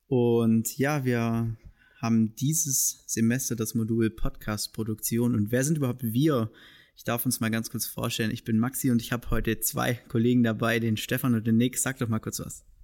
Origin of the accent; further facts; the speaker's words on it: Tettnang, Baden-Württemberg, Germany; also born or lived in Weingarten; ich bin in Tettnang geboren, hier am Bodensee und studiere jetzt in Weingarten